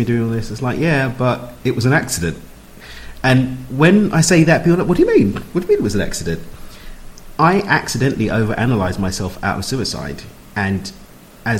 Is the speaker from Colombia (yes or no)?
no; London, United Kingdom; I'm from East London